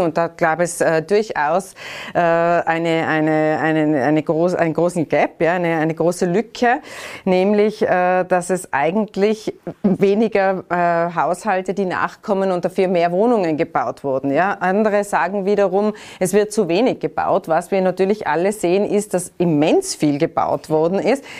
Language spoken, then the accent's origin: German; Tyrol, Austria; Da sind wir Tiroler